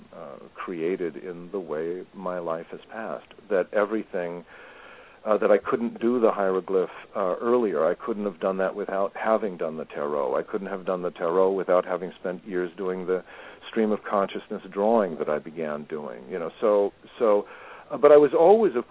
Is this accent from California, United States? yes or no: yes; Malibu, California, United States; I grew up around the Malibu Art Association